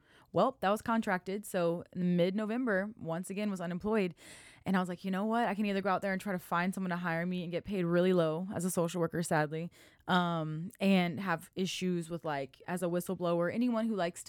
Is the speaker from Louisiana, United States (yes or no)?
yes; Lafayette, Louisiana, United States; born there; now in Waco, United States; So I'm not a Waco native. I was born in Lafayette, Louisiana.